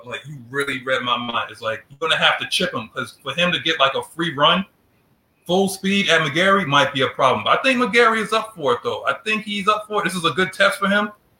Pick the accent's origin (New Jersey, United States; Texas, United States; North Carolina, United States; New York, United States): New York, United States; New York City; I'm from New York City, guys